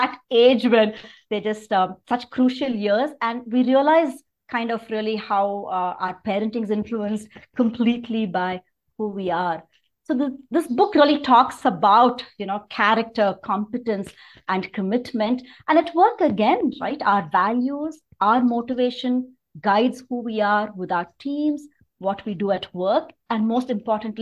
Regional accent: Chennai, Tamil Nadu, India; moved away as an adult; also born or lived in Mumbai / California; now in Bangalore, India; I grew up in Chennai.

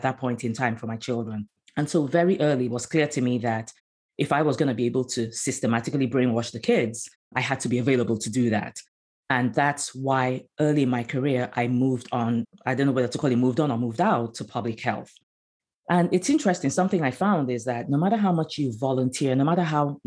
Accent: Nigeria; moved away as an adult; also born or lived in Abidjan, Côte d'Ivoire / London, United Kingdom; now in United States; I'm originally from Nigeria

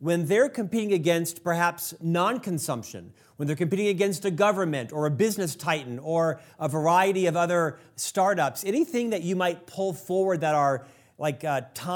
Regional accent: Orlando, Florida, United States; now in Utah, United States; I'm from Florida, Orlando

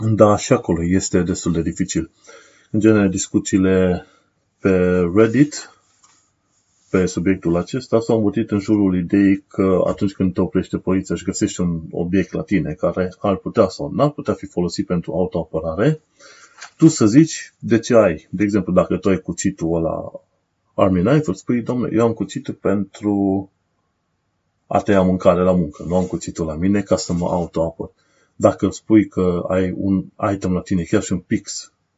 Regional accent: Romania; now in United Kingdom

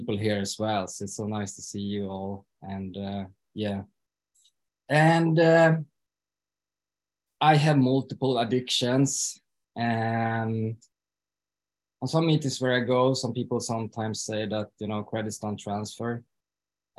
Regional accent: Stockholm, Stockholm County, Sweden; moved away as an adult; now in Falun, Sweden; I am from Stockholm from the beginning though, but I've been living here since 2013.

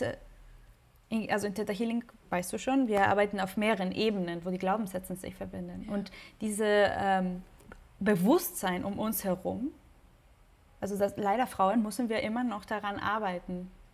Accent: Mexico; moved away as an adult; now in Hamburg, Germany; Ich bin gebürtige Mexikanerin

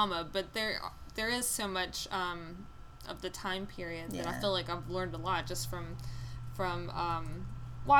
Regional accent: United States; as an American

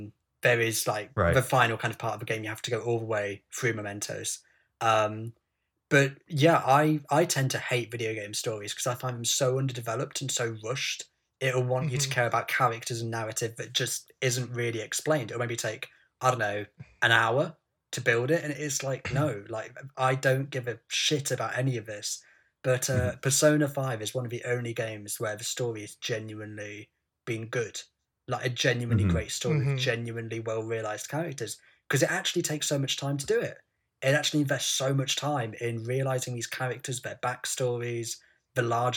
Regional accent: England, United Kingdom; accent: nasally English; My nasally English accent

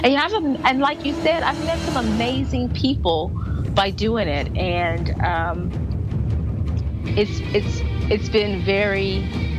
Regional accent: Corpus Christi, Texas, United States; we walked here in Corpus Christi this year. So we walked here in my hometown this year

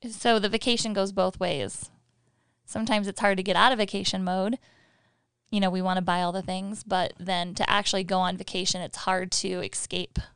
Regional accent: Michigan, United States; moved away as an adult; we're from Michigan and we had four seasons

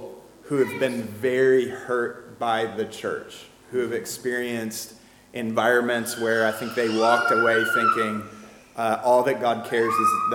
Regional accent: Michigan, United States; moved away as an adult; also born or lived in North Carolina; now in Fayetteville, United States; We're both from Michigan and moved south very quickly

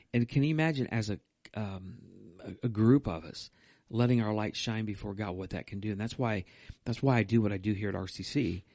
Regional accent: United States; not only as an American, but also as a Christian

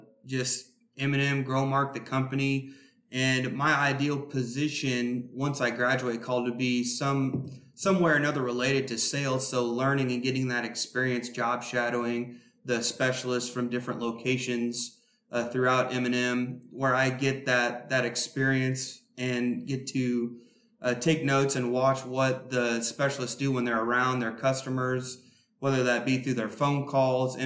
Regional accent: Carlinville, Illinois, United States; born and raised in Carlinville

